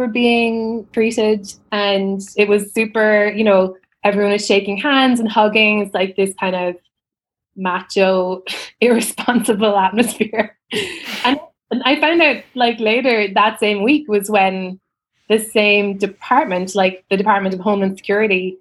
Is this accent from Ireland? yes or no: yes; Ireland; moved away as an adult; also born or lived in New York; I moved there 7 years ago in January, and I'm Irish.